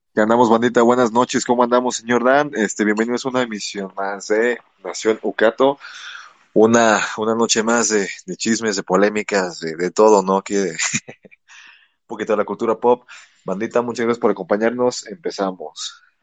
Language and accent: Spanish; Mexico; como mexicanos